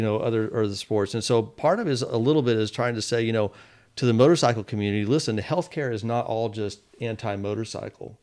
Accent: Fort Worth, Texas, United States; I grew up in Texas, in, in Fort Worth

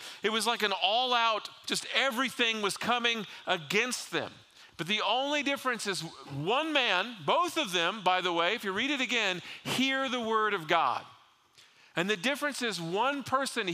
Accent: South Florida, United States; growing up in South Florida

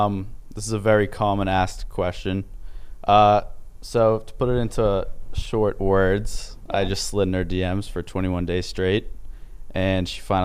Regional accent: Massachusetts, United States; also born or lived in Cape Cod / Connecticut; I'm from Massachusetts.

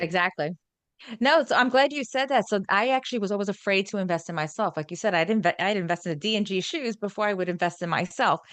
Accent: New York, United States; accent: New York; my G does not come out, it's a New York thing, my New York accent

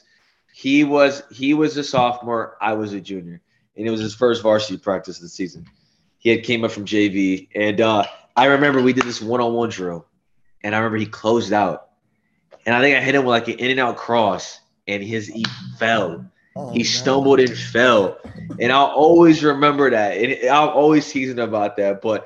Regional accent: Phoenix, Arizona, United States; now in Los Angeles, United States; I'm from Phoenix

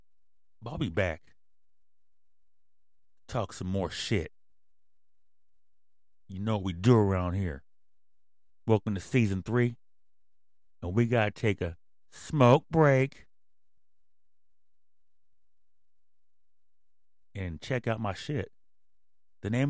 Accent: Mountain View, California, United States; also born or lived in Sunnyvale, California; me and my mom used to hang out in Mountain View and Sunnyvale when I was a kid

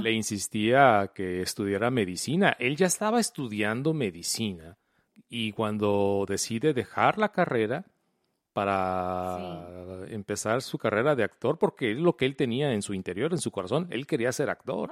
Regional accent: Mexico; also born or lived in Colima, Mexico / Guadalajara, Mexico; yo vivía en la ciudad de Colima? Sí. Y luego nos mudamos a la ciudad de Guadalajara

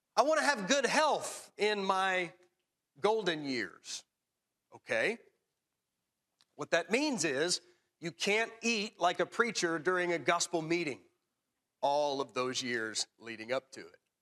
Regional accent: Tullahoma, Tennessee, United States; growing up in Tullahoma

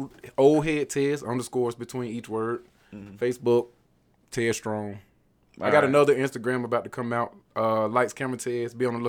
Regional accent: the South, United States; So I told her, I was like, well, man, we're from the South. We actually have manners.

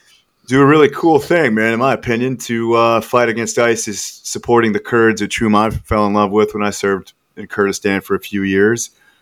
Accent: Kansas, United States; I'm from the Midwest as well, from Kansas.

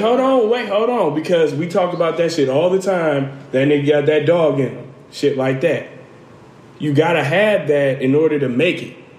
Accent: Detroit, Michigan, United States; I'm from Detroit

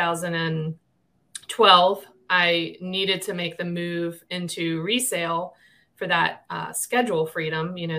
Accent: Maryland, United States; moved away as an adult; also born or lived in Missouri; I'm from Maryland. I live in Harford County, Maryland, most of my life

